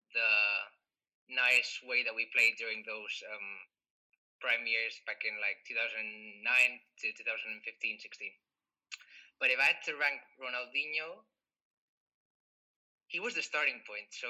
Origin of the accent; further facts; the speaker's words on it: Mallorca, Balearic Islands, Spain; moved away; I'm not from Barcelona. I'm from Mallorca, which was like 50-50 split between Barcelona fans and Real Madrid fans.